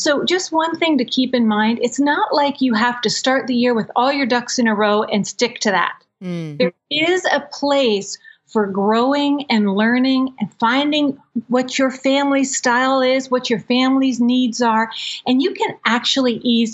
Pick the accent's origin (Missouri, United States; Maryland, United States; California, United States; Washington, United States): Maryland, United States; I'm from Maryland